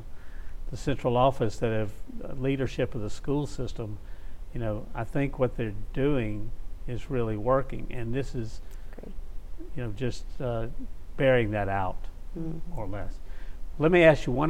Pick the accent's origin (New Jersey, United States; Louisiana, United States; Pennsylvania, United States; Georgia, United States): Louisiana, United States; Shreveport; I was raised in North Shreveport.